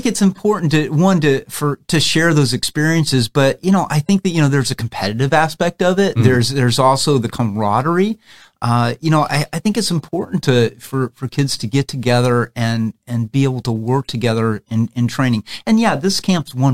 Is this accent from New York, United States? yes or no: no; Central Florida, United States; I grew up in Central Florida